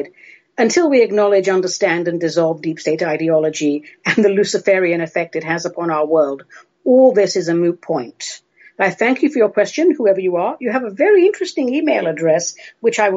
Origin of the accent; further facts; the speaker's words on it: London, United Kingdom; moved away as an adult; now in Oregon, United States; I grew up in the UK, in London. I was educated in the UK. I'm still very much a London girl.